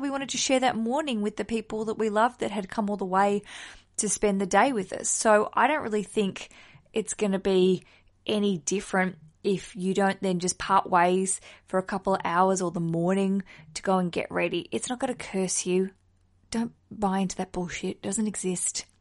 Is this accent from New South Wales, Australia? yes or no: no; Hobart, Tasmania, Australia; my hometown of Hobart in Australia